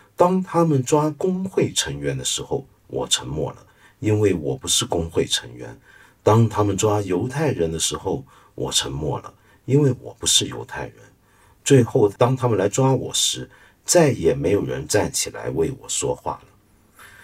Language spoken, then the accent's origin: Chinese; China; 我们中国人